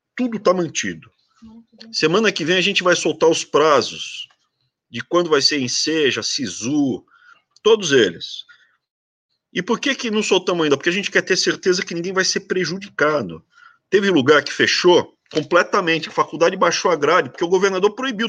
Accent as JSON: {"language": "Portuguese", "country": "Brazil", "said": "eu sou muito brasileiro"}